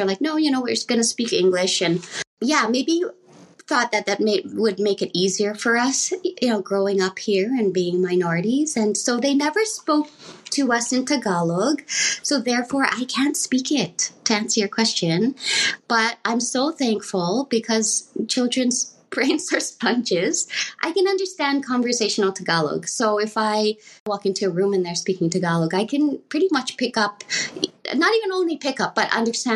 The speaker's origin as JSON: {"language": "English", "town": "Edmonton", "region": "Alberta", "country": "Canada", "tie": "born or raised there", "said": "I was born in Canada here in Edmonton, Alberta."}